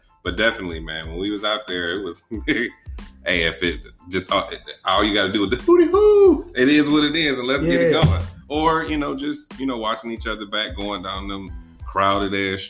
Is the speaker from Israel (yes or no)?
no; Senegal; I'm mixed with, I'm from Senegal, but my dad's Trinidadian.